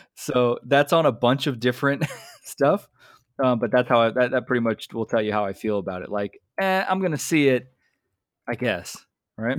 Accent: United States; I'm American.

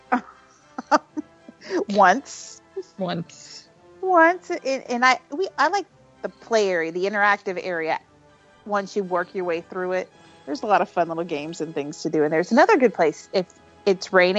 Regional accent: Florida, United States; When I was a kid growing up in Florida, I lived on a creek

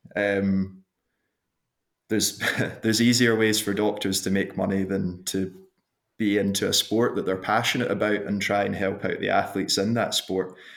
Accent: Glasgow, Scotland, United Kingdom; moved away as an adult; now in Queenstown, New Zealand; I was born in Glasgow, in Scotland, and went to school there

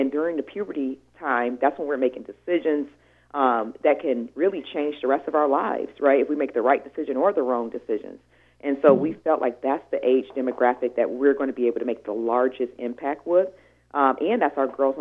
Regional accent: Detroit, Michigan, United States; now in Washington, United States; I'm from Detroit

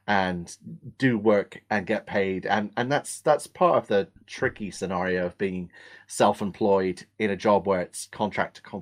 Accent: England, United Kingdom; accent: Australian; also born or lived in Australia; I was born in England

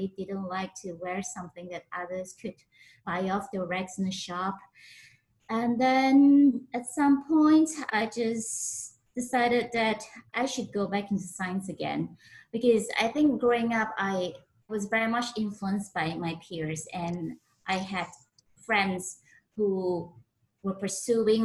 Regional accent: Penang, Malaysia; moved away as an adult; also born or lived in Oxford, United Kingdom / Sweden; I was born in Penang, Malaysia.

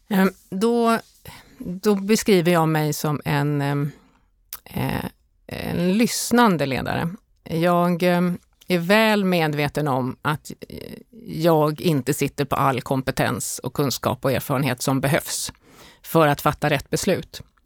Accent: Stockholm, Stockholm County, Sweden; moved away as an adult; also born or lived in Åland; jag har mina rötter på Åland men jag är faktiskt född i, i Stockholm

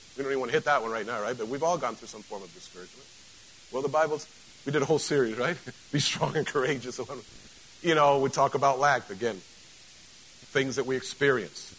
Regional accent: Mexico; moved away; I grew up in Mexico

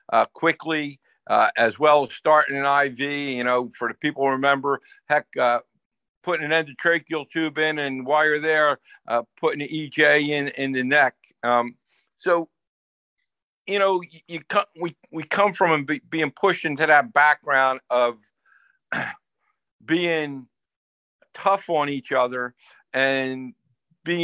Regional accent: New Jersey, United States; growing up in New Jersey, you had to be, especially as a male, had to have a tough side

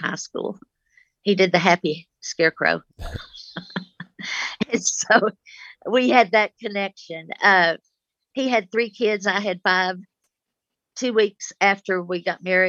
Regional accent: Lockney, Texas, United States; first language American Sign Language; English is a second language; then they sent me to live with my grandparents in Lockney, and I lived with them till I was five

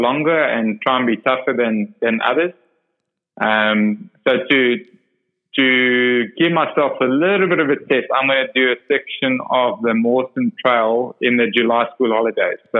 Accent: Port Elizabeth, Eastern Cape, South Africa; I'm from Port Elizabeth, and that's sort of the Ironman capital of, you know, Africa

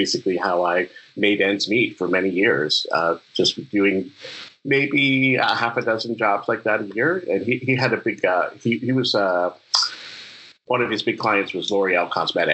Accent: Winston-Salem, North Carolina, United States; North Carolina School of the Arts is in my hometown

